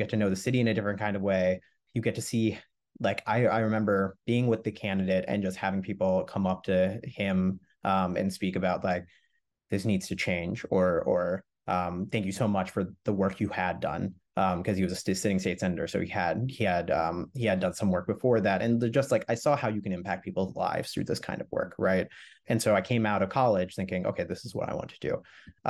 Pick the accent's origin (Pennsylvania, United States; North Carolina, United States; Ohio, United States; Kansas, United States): Pennsylvania, United States; Montgomery County; So I grew up in Montgomery County. So I grew up right across the county border, went to North Penn School District.